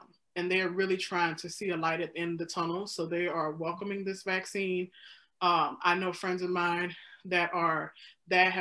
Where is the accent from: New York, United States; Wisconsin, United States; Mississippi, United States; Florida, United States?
Mississippi, United States; now in Illinois, United States; I'm from Mississippi